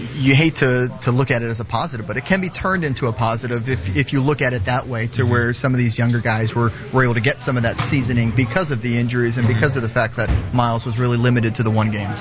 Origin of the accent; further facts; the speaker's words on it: South Florida, United States; I grew up in South Florida